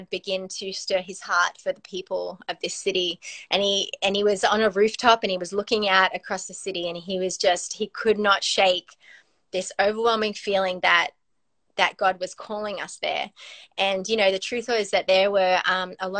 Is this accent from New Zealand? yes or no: no; Australia; moved away as an adult; now in California, United States; we were, you know, born and raised in Australia.